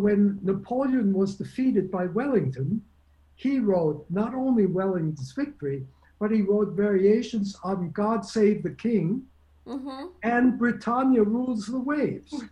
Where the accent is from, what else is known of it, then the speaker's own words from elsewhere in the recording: Germany; moved away; I was born in Germany